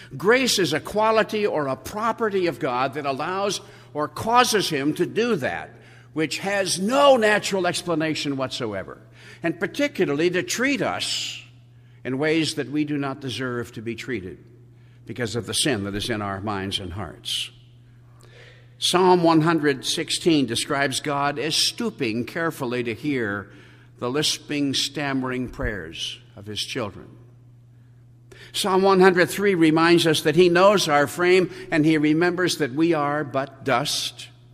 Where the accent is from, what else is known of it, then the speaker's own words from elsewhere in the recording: Colorado, United States; also born or lived in San Diego; I left my native Colorado in the summer